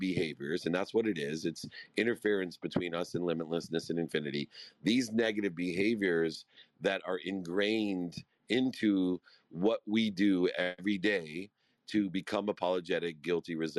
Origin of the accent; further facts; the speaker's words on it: Akron, Ohio, United States; I grew up in Akron, Ohio.